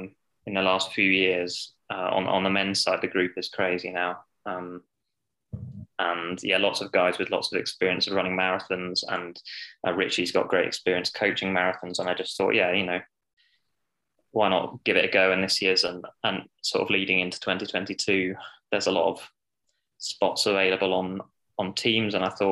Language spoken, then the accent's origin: English; Scotland, United Kingdom; now in United States; it was fun to be standing on the start line announced as a Scot and have the whole of Hampton Park.